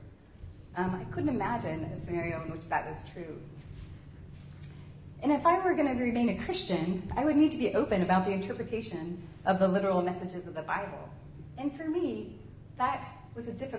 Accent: Kentucky, United States; moved away; my hometown in Kentucky

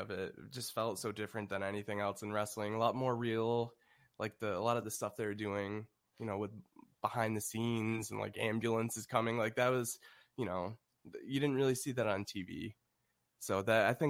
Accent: Buffalo, New York, United States; I'm from Buffalo, New York

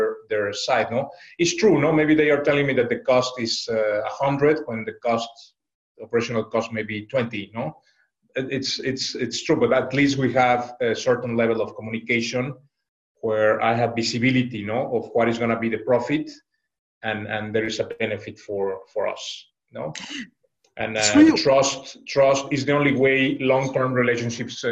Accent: Mexico; now in China; I am originally from Mexico

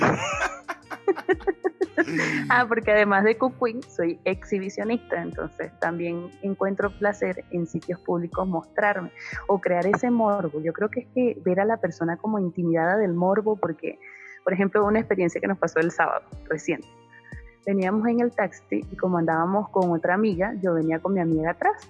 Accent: Venezuela; moved away as an adult; nosotros somos venezolanos de nacimiento, pero habitantes de mundo. Yo salí de mi país en el 2014 y no he vuelto.

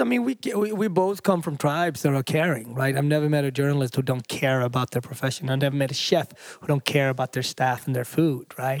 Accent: Sweden; also born or lived in Africa; now in New York, United States; I grew up in Sweden, I'm from Africa, I live in New York.

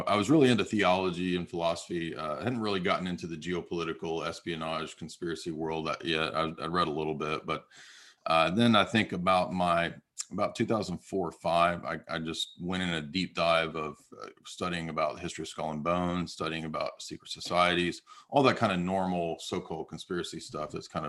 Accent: San Diego, California, United States; also born or lived in Southern US; I'm just a American-born, Southern-born, actually, guy who, my dad was in the Navy, so I grew up in San Diego for many years.

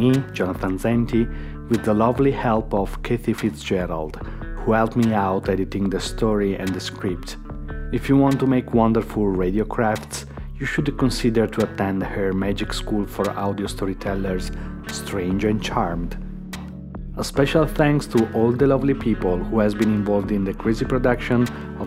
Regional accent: Verona, Veneto, Italy; now in Rome, Italy; Verona, my hometown

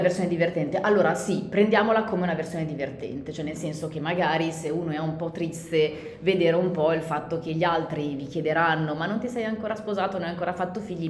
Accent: Milan, Lombardy, Italy; noi siamo di Milano

